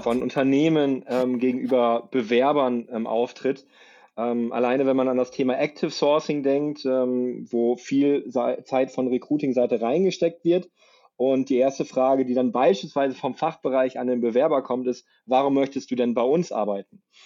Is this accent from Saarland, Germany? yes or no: yes; Saarbrücken, Saarland, Germany; now in Munich, Germany; wohne im schönen München, komme gebürtig aus Saarbrück